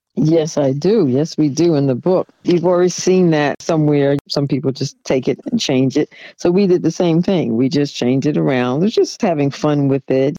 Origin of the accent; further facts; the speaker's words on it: New York City, New York, United States; I'm originally from Jamaica, Queens, New York. I grew up in a fairly middle class neighborhood.